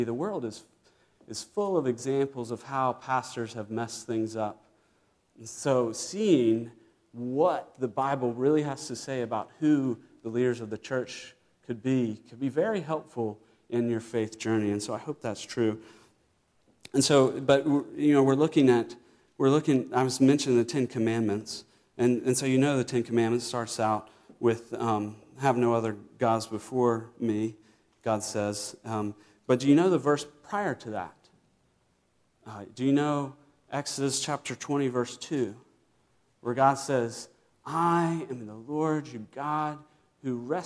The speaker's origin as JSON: {"language": "English", "region": "Virginia", "country": "United States", "tie": "born or raised there", "said": "I grew up in Virginia"}